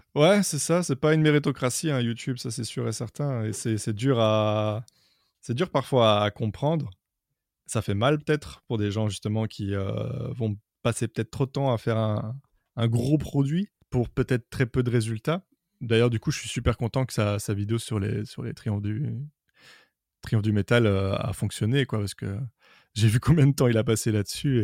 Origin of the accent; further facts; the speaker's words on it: Brussels, Brussels-Capital Region, Belgium; je suis de Bruxelles